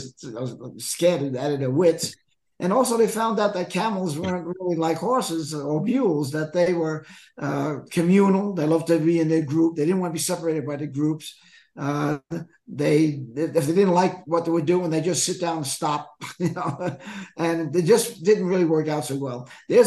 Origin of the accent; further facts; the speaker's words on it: Brooklyn, New York, United States; also born or lived in Phoenix; now in Prescott, United States; Born and raised in Brooklyn, lived in Arizona for many, many years in the Phoenix Valley. Just recently moving up to Prescott